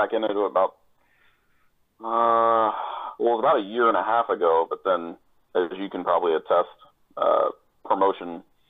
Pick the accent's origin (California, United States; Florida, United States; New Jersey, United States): Florida, United States; moved away as an adult; also born or lived in Colorado; I grew up down here in Florida